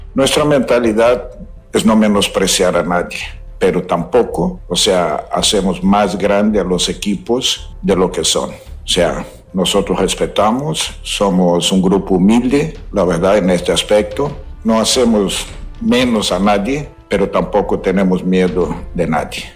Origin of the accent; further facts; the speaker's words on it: Brazil; moved away; como brasileño